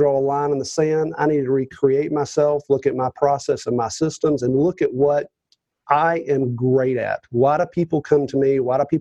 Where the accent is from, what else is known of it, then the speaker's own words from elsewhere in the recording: Roswell, Georgia, United States; From the Atlanta area, officially north of Atlanta, a place called Roswell, Georgia.